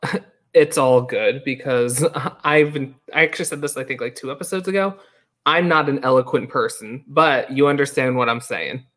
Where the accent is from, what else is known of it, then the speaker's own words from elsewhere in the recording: New York, United States; moved away; growing up in New York, like, I wasn't in the theater community growing up